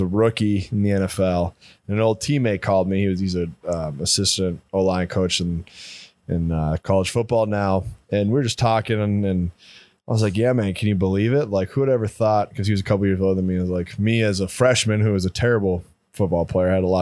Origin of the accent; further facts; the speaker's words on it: Midwest, United States; also born or lived in North Dakota / Missouri; growing up in the Midwest